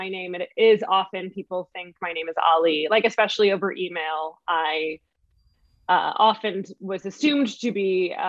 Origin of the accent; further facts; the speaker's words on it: Hastings-on-Hudson, New York, United States; moved away as an adult; now in Los Angeles, United States; I grew up in a town called Hastings-on-Hudson, which is in like Southern Westchester by Yonkers and north of the Bronx.